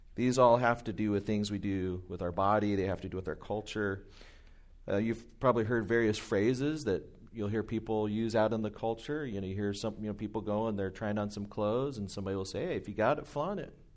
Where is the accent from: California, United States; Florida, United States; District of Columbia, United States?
California, United States; Anaheim; moved away as an adult; now in Inland Empire, United States; I grew up in Orange County, in Anaheim